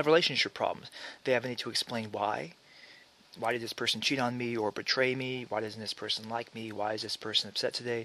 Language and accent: English; Alabama, United States; also born or lived in Maryland; now in California, United States; I grew up in Alabama. And I was born in Maryland. My parents moved to Alabama when I was a year old